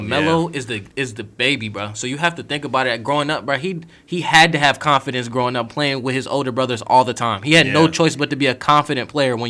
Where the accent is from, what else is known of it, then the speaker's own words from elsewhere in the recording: Charlotte, North Carolina, United States; I had the blessing of growing up in Charlotte